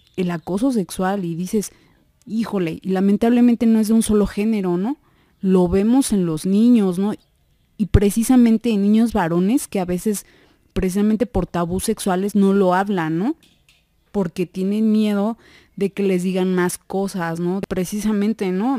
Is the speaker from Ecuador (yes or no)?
no; Mexico; nosotros como, como población mexicana